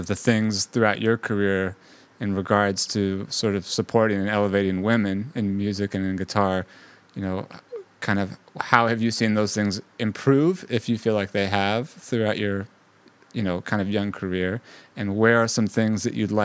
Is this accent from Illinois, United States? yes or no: no; Bay Area, California, United States; now in New York, United States; When I was growing up in the Bay Area, kind of in the 90s